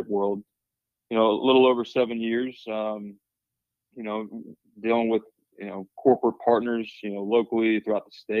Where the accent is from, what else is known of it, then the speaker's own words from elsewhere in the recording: Nashville, Tennessee, United States; moved away as an adult; also born or lived in Murfreesboro, Tennessee; now in West Virginia, United States; I'm a Nashville, Tennessee native